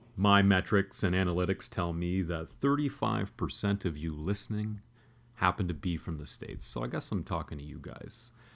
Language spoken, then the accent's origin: English; Canada; I'm a Canadian guy